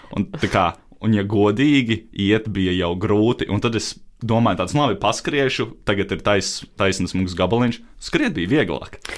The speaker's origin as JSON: {"language": "Latvian", "town": "Daugavpils", "region": "Latgale", "country": "Latvia", "tie": "born or raised there", "said": "es esmu dzimis Daugopilī"}